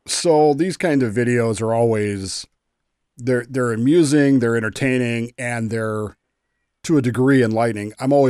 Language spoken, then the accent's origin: English; Utah, United States; I grew up in Utah in the late 70s.